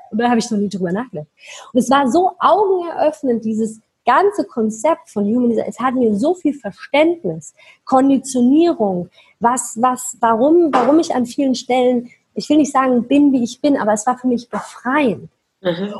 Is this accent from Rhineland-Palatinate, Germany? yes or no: no; Mannheim, Baden-Württemberg, Germany; moved away; ich komme aus Mannheim, ja, für die, die das kennen, sitzt da unten im Süd, äh, Südwesten von Deutschland